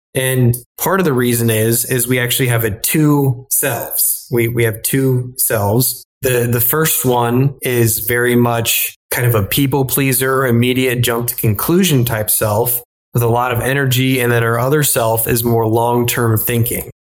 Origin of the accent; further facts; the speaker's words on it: Illinois, United States; moved away as an adult; also born or lived in Texas; now in New York City, United States; originally I'm from Illinois where I grew up in corn and soybean country.